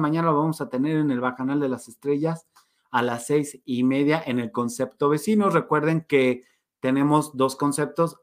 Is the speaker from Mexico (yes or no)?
yes; Mexico